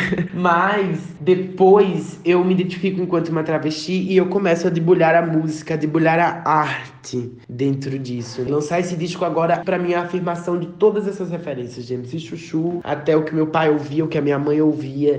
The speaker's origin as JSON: {"language": "Portuguese", "region": "Paraíba", "country": "Brazil", "said": "preciso cantar na Paraíba, preciso cantar na minha terra"}